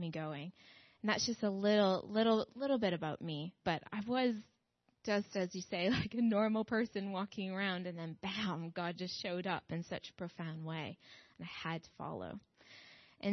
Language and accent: English; Minnedosa, Manitoba, Canada; moved away as an adult; also born or lived in Strathmore, Alberta; now in London, United Kingdom; I grew up in the Covenant Church in Minnedosa, Manitoba